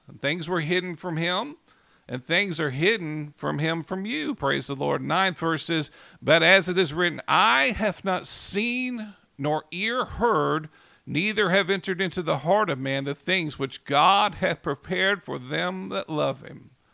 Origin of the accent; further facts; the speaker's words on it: Oklahoma City, Oklahoma, United States; I grew up here in Oklahoma City